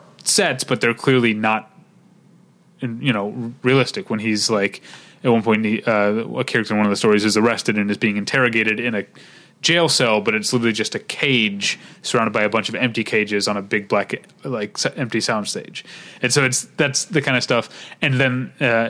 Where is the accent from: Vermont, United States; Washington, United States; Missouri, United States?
Missouri, United States; St. Louis; I am from St. Louis